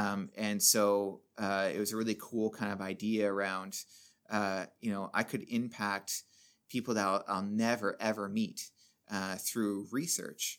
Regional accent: Sundridge, Ontario, Canada; I grew up in Sundridge

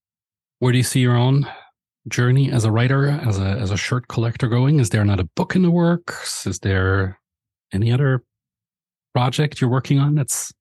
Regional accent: Austria; It's with David Forster, a historian from Vienna in Austria, so my home country.

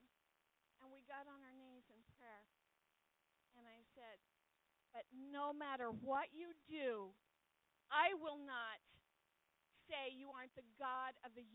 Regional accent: California, United States; I grew up in California

